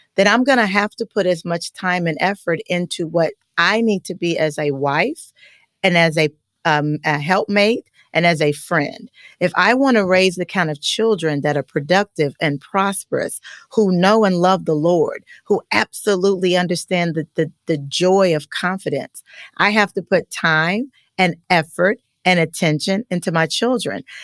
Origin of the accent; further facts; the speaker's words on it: Richmond, Kentucky, United States; moved away as an adult; also born or lived in Louisville, Kentucky; now in Atlanta, United States; I'm just a small town girl from Kentucky